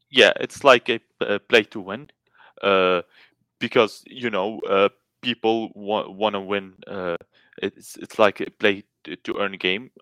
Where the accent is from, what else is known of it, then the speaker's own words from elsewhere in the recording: Lebanon; I'm from Lebanon